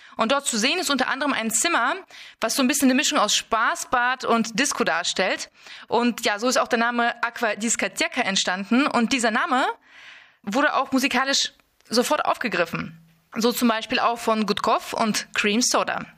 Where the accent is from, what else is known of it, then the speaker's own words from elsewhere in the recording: Kazakhstan; moved away; ich wurde in Kasachstan geboren